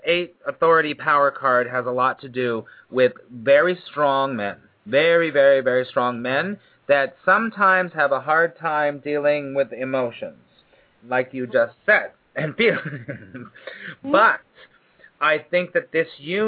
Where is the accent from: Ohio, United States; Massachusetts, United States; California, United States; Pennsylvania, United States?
California, United States; also born or lived in Burbank / Granada Hills / Hollywood; now in New York City, United States; I was born and raised in California